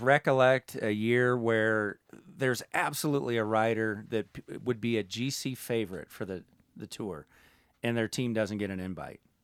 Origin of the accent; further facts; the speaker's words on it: United States; as an American